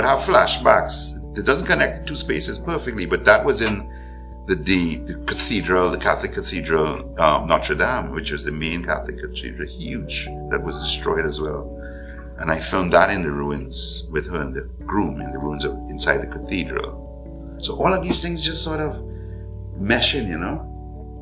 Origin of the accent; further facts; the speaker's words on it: Ghana; I was born in Ghana